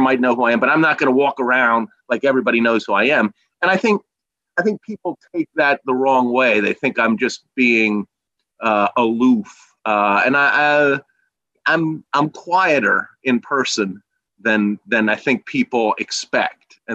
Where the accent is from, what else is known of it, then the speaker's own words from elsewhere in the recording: Reading, Pennsylvania, United States; also born or lived in Ithaca, New York; I was born in Ithaca, New York, I lived for about 3 weeks. My parents split when I was literally a newborn, and my mother moved home to Reading with her parents, and my grandparents raised me literally from infancy in Reading.